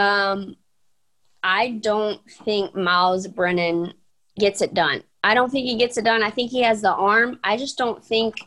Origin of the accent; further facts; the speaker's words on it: Bossier City, Louisiana, United States; Bossier City, my hometown